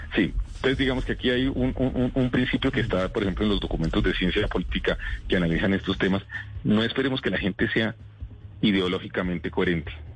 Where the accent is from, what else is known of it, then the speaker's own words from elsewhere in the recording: Colombia; somos los colombianos